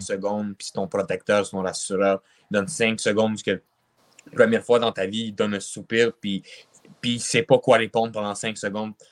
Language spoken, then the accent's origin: French; Quebec, Canada; also born or lived in Russia; je suis un Québécois. Mm-hmm. Puis j'habite au Québec depuis que j'ai deux ans